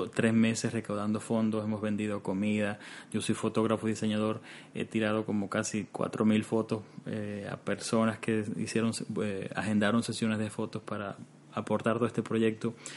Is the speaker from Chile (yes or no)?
no; Cuba; now in Canada; nosotros venimos de Cuba y Cuba también es un país que actualmente en estos momentos vive una situación muy difícil y específicamente en los años de mi preadolescencia, en esos años, años 90, eh, recuerdo que vivíamos una situación muy tensa en casa